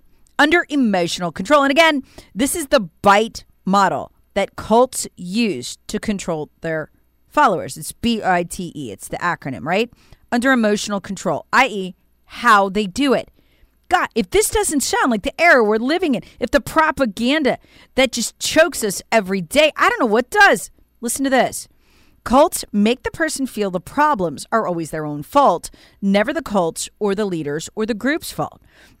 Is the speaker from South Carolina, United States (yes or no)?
yes; South Carolina, United States; It's happening right now in my home state of South Carolina.